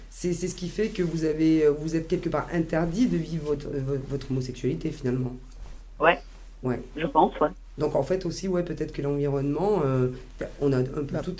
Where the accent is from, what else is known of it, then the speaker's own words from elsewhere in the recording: Lyon, Auvergne-Rhône-Alpes, France; Je viens d'où euh, De Lyon